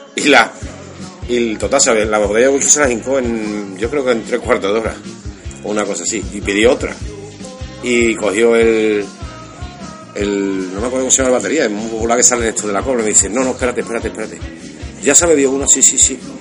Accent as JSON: {"language": "Spanish", "town": "Constantina", "region": "Andalusia", "country": "Spain", "said": "Soy de Constantina, Sevilla"}